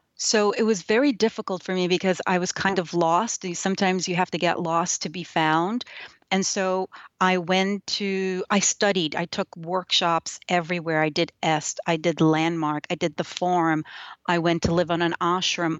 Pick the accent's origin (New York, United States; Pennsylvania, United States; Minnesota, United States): New York, United States; New York City; first language Yiddish; English is a second language; I grew up in New York. in a small place. So I, I, I think of it as small. I don't think it's very small, but it's in Brooklyn where, in, in Williamsburg, Brooklyn